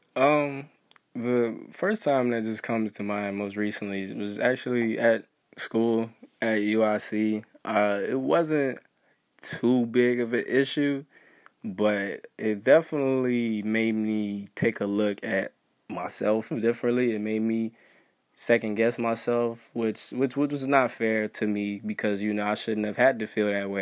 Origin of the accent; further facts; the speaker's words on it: Waukegan, Illinois, United States; I'm from Waukegan